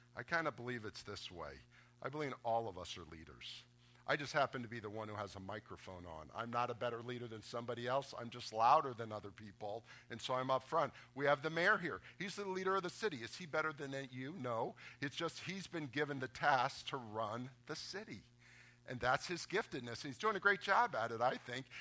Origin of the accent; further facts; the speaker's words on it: Boca Raton, Florida, United States; I grew up in Boca Raton